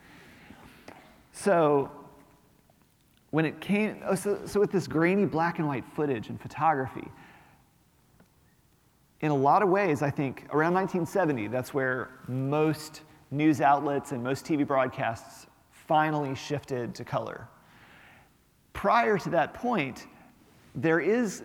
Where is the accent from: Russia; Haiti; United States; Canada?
United States; Montgomery, Alabama; moved away; also born or lived in Little Rock, Arkansas / northern Mississippi; I'm from Little Rock, Arkansas, and I spent a lot of my childhood in Montgomery, Alabama